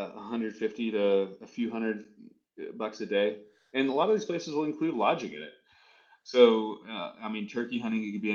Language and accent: English; Southern California, United States; now in Montana, United States; I'm from Southern California. I grew up surfing and fishing at the beach